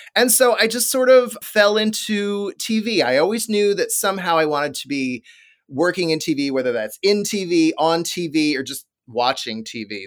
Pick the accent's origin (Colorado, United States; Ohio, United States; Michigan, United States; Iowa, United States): Iowa, United States; Des Moines; a powerhouse T V station in Des Moines, Iowa, my hometown